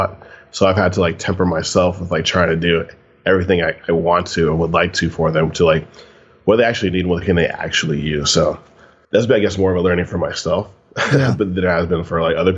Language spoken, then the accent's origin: English; Sunnyvale, California, United States; I grew up in Sunnyvale, California